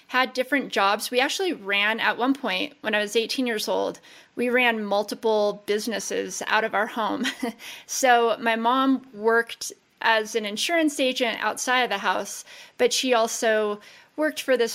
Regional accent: Las Vegas, Nevada, United States; We grew up in Las Vegas. Born and raised

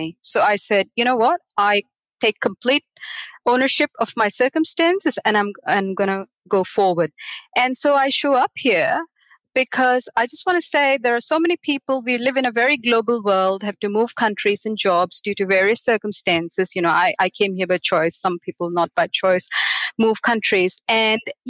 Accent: Mumbai, Maharashtra, India; moved away as an adult; now in Australia; I was born and grew up in Bombay, a city of 20 to 25 million people

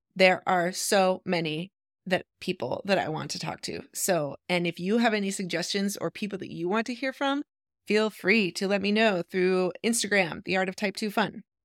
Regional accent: Idaho, United States; moved away as an adult; also born or lived in Eugene, Oregon; I grew up in Idaho

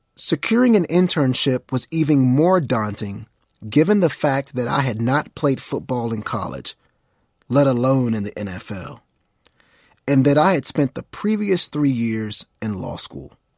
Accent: Mount Pleasant, Texas, United States; I was from Mount Pleasant, an unknown town, at least to them, with a population of only twelve thousand two hundred ninety-one people.

